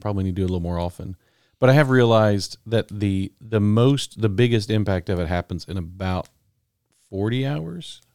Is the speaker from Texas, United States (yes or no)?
yes; Texas, United States; I grew up in Texas, but we never paid any attention to Texas sports in my family.